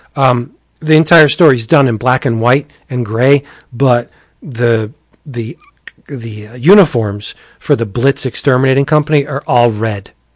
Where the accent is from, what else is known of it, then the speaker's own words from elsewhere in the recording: Pennsylvania, United States; I come from Pennsylvania, I'm nowhere more at home than I am in New York City